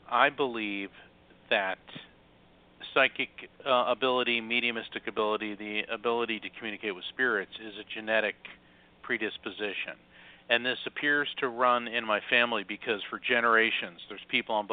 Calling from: Florida, United States; I am. Um, I'm in Central Florida, not far from uh, Kennedy Space Center.

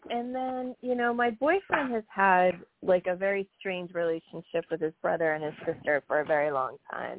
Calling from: New York, United States; from New York.

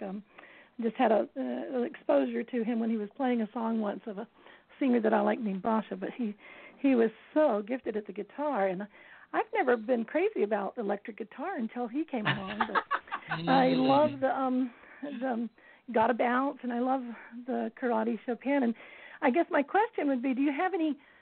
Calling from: Greenville, South Carolina, United States; accent: southern; calling from Greenville, South Carolina.

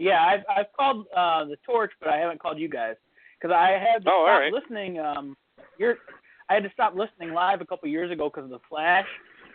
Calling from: Toledo, Ohio, United States; Toledo, Ohio.

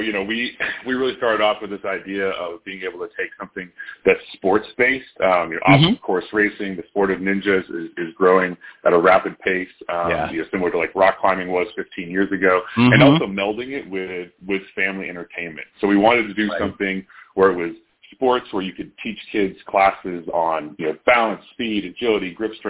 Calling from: Denver, Colorado, United States; Yeah, so we're based in Denver, Colorado. Nice little sunny day we got going on here.

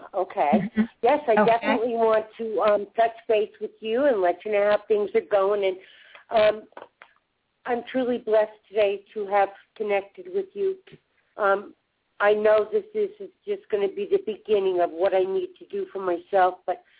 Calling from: Denver, Colorado, United States; I'm in Denver, Colorado.

